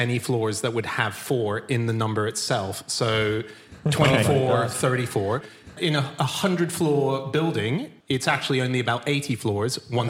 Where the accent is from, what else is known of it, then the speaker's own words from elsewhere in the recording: Hong Kong; moved away; See, I grew up in Hong Kong